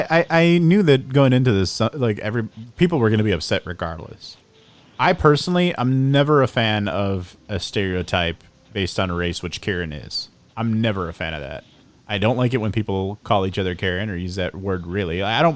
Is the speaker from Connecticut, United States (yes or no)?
no; Chicago, Illinois, United States; I was born and raised in the city.